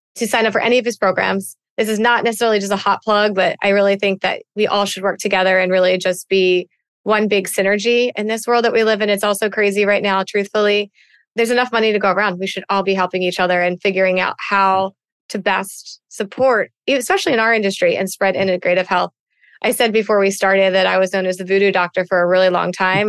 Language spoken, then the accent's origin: English; East Coast, United States; I'm a girl from the East Coast that likes to talk